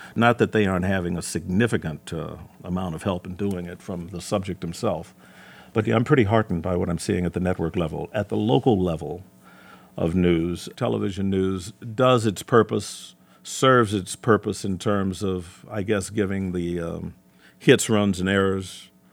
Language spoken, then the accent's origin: English; Gary, Indiana, United States; moved away as an adult; also born or lived in Chicago / Hammond, Indiana; now in Detroit, United States; I was offered a job in my hometown at a bigger station, Gary, Indiana